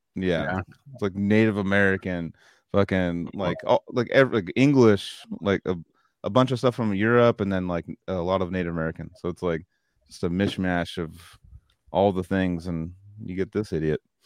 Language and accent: English; Australia; being Australian. People are like, oh, whoa, your accent's very uh, different.